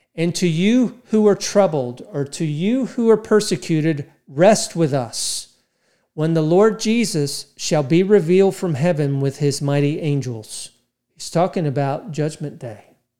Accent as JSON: {"language": "English", "country": "United States", "said": "'cause I'm American"}